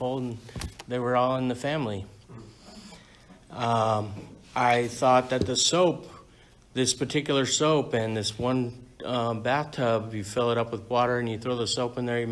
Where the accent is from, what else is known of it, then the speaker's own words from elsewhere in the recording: San Diego, California, United States; I was born and raised in San Diego